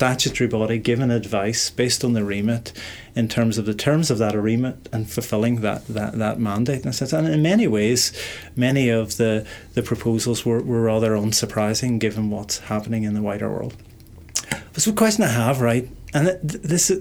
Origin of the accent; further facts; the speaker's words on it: Derry, Northern Ireland, United Kingdom; I was born in Derry in 1970, so in a sense I'm one of the generation who lived through the consequences of what's happening here in the 1960s